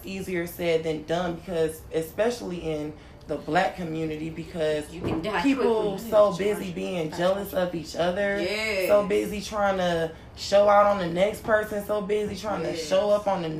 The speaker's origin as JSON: {"language": "English", "region": "London", "country": "United Kingdom", "said": "I came from London."}